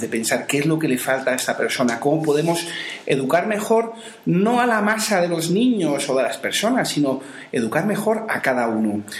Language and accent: Spanish; Madrid, Community of Madrid, Spain; moved away; also born or lived in Seville; soy de Madrid